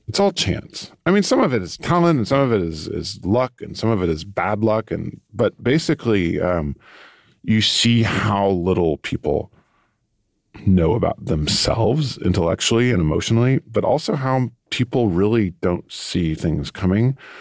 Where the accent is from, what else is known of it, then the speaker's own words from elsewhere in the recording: Texas, United States; moved away as an adult; also born or lived in Europe; I come from Texas